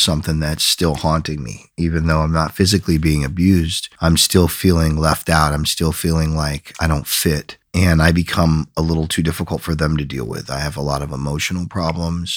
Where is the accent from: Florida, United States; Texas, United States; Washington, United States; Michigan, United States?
Michigan, United States; Flint; moved away; also born or lived in Binghamton, New York / San Mateo, California / San Francisco, California; native of, uh, Michigan. Grew up in Flint, Michigan